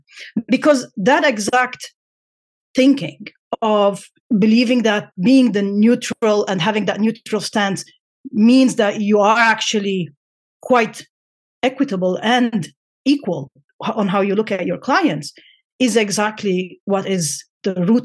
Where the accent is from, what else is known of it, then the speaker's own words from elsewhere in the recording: Lebanon; I come from Lebanon